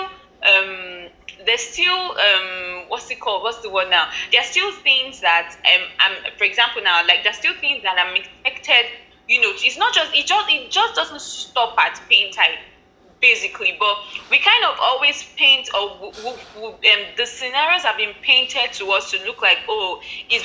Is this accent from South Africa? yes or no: no; Nigeria; I'm Nigerian, of course, and I live in Nigeria. I grew up in Nigeria, everything Nigeria.